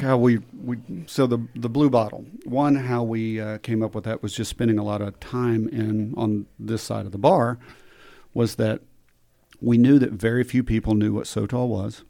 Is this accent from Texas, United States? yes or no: yes; Midland, Texas, United States; I grew up in Midland